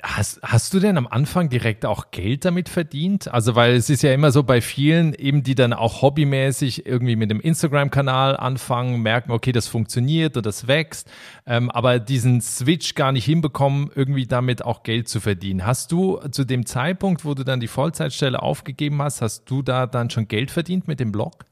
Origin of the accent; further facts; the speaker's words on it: Berlin-Brandenburg, Germany; moved away; in meine alte Heimat nach Berlin-Brandenburg